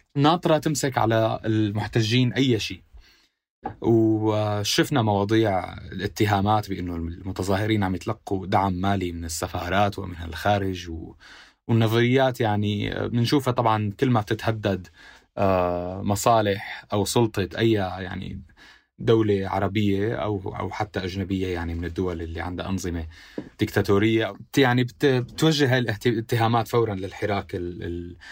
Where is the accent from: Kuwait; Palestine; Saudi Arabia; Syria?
Syria; accent: Syrian; moved away as an adult; now in Beirut, Lebanon; انا سوري